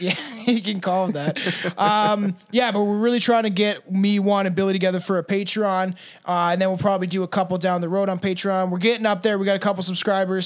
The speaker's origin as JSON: {"language": "English", "country": "Canada", "said": "I'm Canadian"}